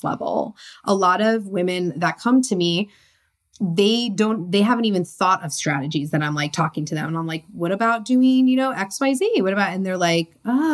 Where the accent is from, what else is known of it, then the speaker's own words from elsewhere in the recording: Connecticut, United States; moved away as an adult; also born or lived in San Diego, California; I was born and raised in Connecticut.